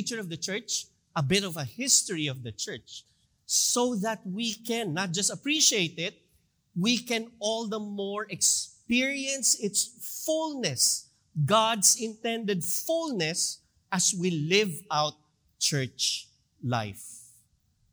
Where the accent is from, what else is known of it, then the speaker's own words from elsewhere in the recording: Philippines; we as a Filipino nation, as a Filipino people